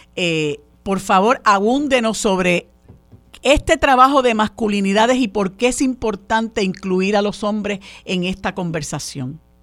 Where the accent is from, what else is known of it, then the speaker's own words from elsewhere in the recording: Puerto Rico; nosotros en Puerto Rico